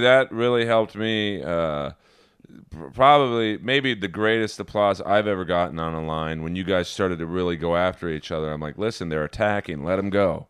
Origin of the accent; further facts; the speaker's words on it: Los Angeles, California, United States; We grew up in Bel Air